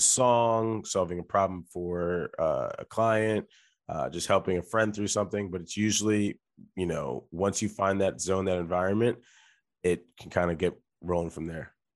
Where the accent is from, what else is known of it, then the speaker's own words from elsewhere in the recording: Delaware, United States; I am from Delaware, which is a state that many people don't talk about